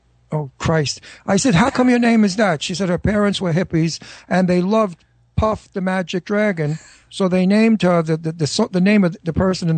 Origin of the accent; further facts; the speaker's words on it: Brooklyn, New York, United States; I feel like I grew up with him in Brooklyn. We're both from Brooklyn. We're both Italian.